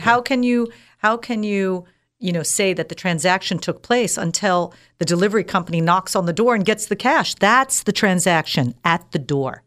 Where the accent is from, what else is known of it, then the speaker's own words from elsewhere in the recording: United States; moved away as an adult; also born or lived in Dubai; I'm an American girl, born and raised here